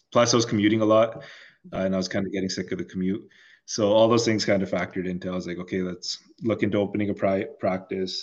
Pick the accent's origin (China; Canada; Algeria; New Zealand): Canada; Toronto, Ontario; also born or lived in Chicago; I grew up in Toronto. Went to school in Chicago. Uh, moved back to Toronto